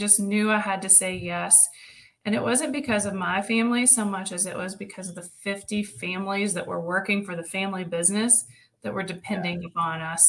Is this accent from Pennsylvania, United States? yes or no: no; Riceville, Tennessee, United States; So I grew up in Riceville, Tennessee, which is just south of Knoxville and just north of Chattanooga by 55 miles